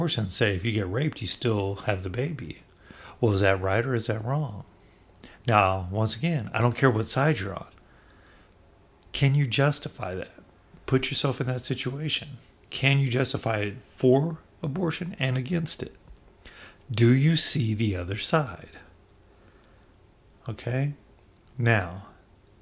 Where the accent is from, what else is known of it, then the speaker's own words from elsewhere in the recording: Bay Area, California, United States; I come from the Bay Area